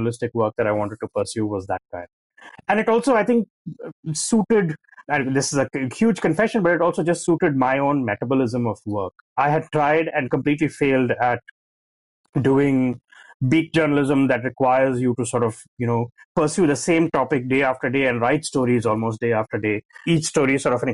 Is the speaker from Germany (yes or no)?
no; India; growing up in India in the 90s